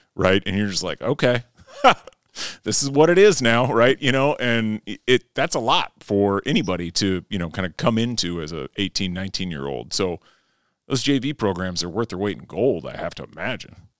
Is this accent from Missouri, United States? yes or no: no; Fairmont, Minnesota, United States; I grew up in Fairmont, Minnesota